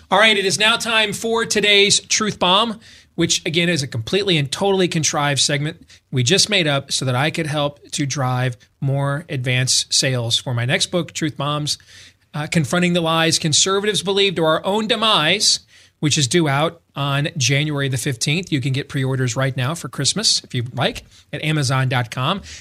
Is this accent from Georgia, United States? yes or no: no; Missouri, United States; I'm I'm from Missouri, you got to show me type.